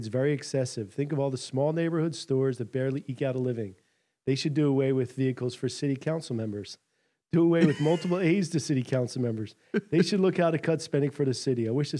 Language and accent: English; Philadelphia, Pennsylvania, United States; I'm from Philly.